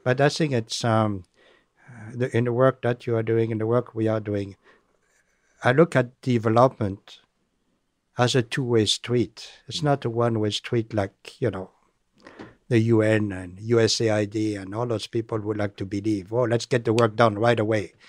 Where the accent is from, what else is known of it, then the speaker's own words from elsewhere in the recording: France; accent: French; English is a second language; moved away; my French accent